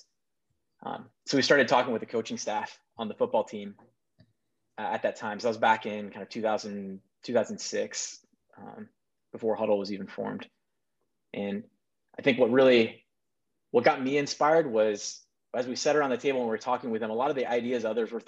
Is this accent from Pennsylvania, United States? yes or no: no; Kansas City, Missouri, United States; moved away as an adult; also born or lived in Nebraska; I was born in Kansas City, Missouri, and then came up to Nebraska for college back in 2001.